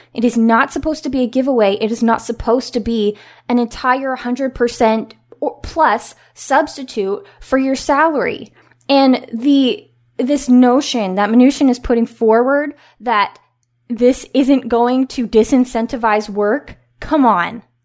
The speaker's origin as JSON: {"language": "English", "region": "Washington", "country": "United States", "said": "my home state of Washington State"}